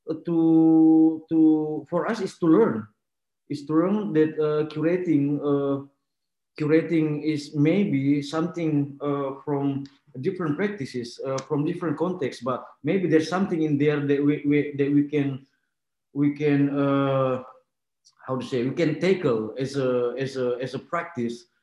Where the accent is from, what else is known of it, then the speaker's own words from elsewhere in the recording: Makassar, South Sulawesi, Indonesia; moved away as an adult; now in Jakarta, Indonesia; I was not born and raised in Jakarta. I was born and raised in Makassar, and then I, I moved to Jakarta in 2005